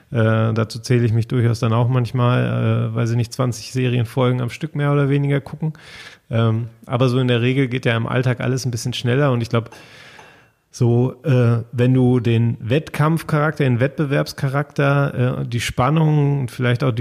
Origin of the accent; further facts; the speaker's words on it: North Rhine-Westphalia, Germany; also ich bin ja mitten im Ruhrgebiet groß geworden